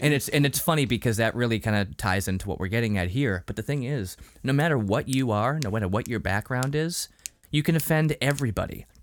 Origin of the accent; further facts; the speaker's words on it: Salem, Massachusetts, United States; also born or lived in Lynn, Massachusetts; I grew up near Salem. Uh, I, I mean, I was born in Salem